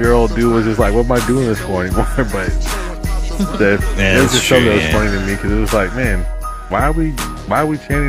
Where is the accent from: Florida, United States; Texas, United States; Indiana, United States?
Texas, United States; Austin; I was born and raised here in Austin